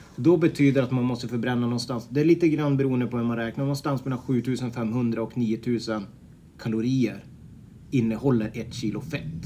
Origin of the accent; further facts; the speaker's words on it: Piteå, Norrbotten County, Sweden; moved away as an adult; now in Örebro, Sweden; jag kommer från Piteå ursprungligen men flyttade ifrån som, som 18-åring